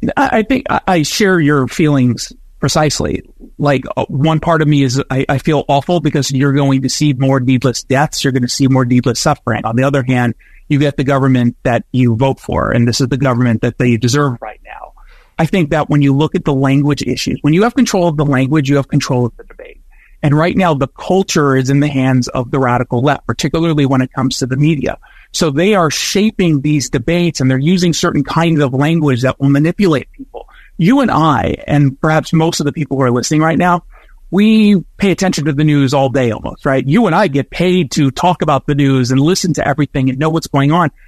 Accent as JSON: {"language": "English", "country": "United States", "said": "both an American and as a Jew"}